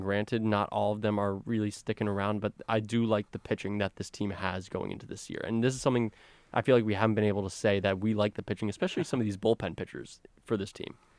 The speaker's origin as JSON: {"language": "English", "region": "South Florida", "country": "United States", "tie": "born or raised there", "moved": "yes", "said": "I worked with the South Florida Collegiate Baseball League down in uh, my hometown"}